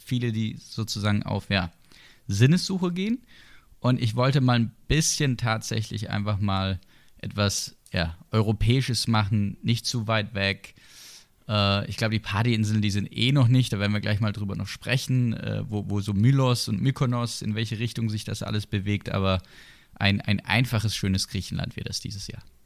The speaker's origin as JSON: {"language": "German", "town": "Sinsheim", "region": "Baden-Württemberg", "country": "Germany", "tie": "born or raised there", "said": "ich komme ja aus der Gegend. Ne? Also als gebürtiger Sinsheimer"}